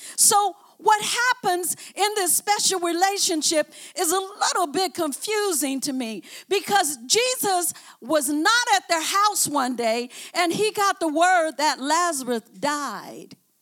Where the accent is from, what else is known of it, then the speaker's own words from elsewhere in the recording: Oakland, California, United States; I came from West Oakland.